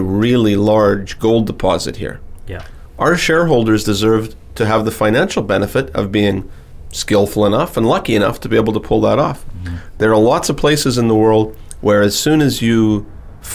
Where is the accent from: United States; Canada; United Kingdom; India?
Canada; Timmins, Ontario; I was born in Timmins, Ontario